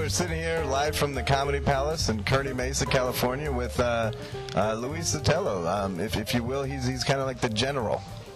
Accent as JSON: {"language": "English", "country": "India", "said": "Like, I'm Indian, dude."}